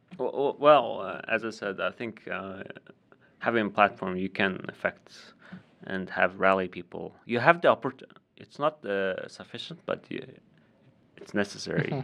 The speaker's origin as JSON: {"language": "English", "region": "Ulaanbaatar", "country": "Mongolia", "tie": "born or raised there", "moved": "yes", "said": "I was born and raised in Ulaanbaatar"}